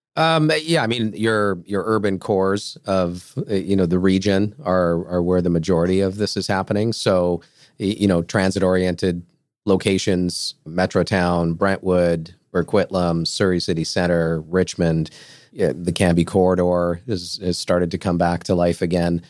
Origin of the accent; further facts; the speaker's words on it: Portugal; moved away; I'm from Portugal